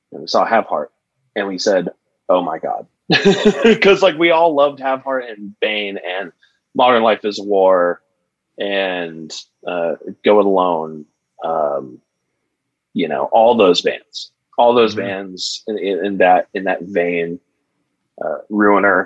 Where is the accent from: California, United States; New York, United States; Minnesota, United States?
California, United States; Santa Cruz; now in Orange County, United States; I'm from the Bay Area and Santa Cruz.